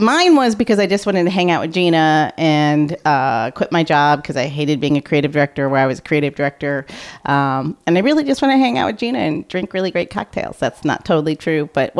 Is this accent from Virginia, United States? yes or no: no; St. Louis, Missouri, United States; Growing up in St. Louis, it's really close to the Bible Belt. And yep. I have Jehovah's Witnesses in my family.